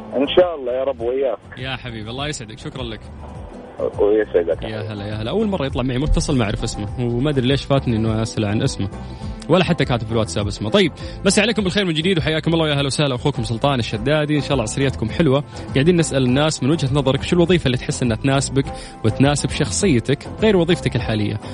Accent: Saudi Arabia; عندنا في السعودية

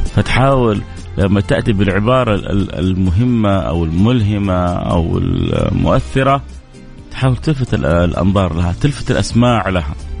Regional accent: Jeddah, Makkah Province, Saudi Arabia; عندنا في جده

